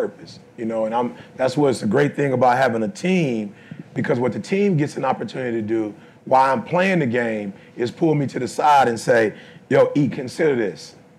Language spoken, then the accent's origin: English; Detroit, Michigan, United States; I'm from Detroit, I ain't mad at nobody.